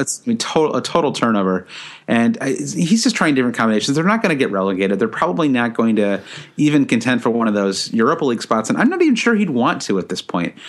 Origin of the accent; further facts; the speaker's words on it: United States; as an American